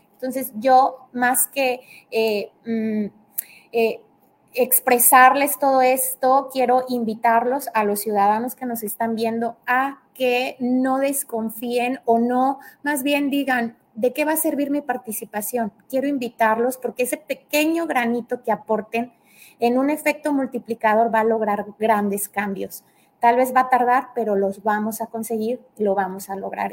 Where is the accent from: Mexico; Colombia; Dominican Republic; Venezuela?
Mexico; Tamaulipas; now in Tabasco, Mexico; yo soy de Tamaulipas, por aras del destino estoy acá en Tabasco